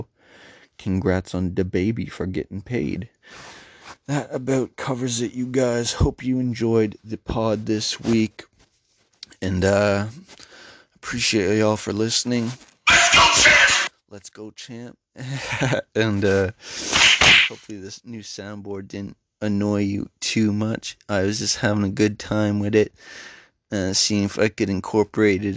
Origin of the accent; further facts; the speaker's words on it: Canada; as a Canadian